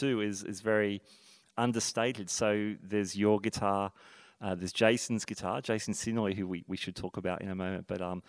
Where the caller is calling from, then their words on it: Sydney, New South Wales, Australia; Calling from Sydney, Australia.